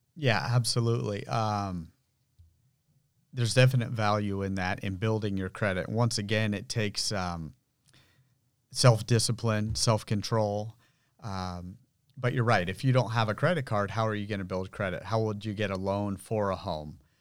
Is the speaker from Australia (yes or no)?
no; Santa Rosa, California, United States; I was born and grew up here in Santa Rosa.